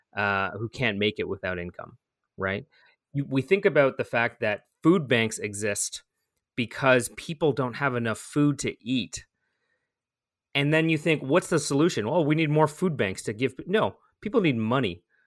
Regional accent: Toronto, Ontario, Canada; I was born in East York General

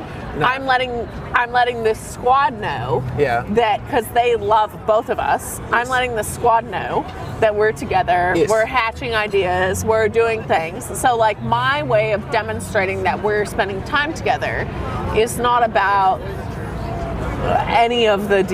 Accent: United States; as a American

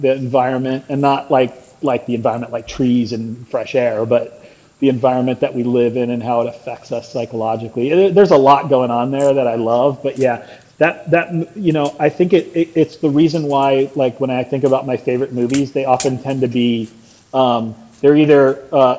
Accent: South Florida, United States; I also was born and raised in Florida

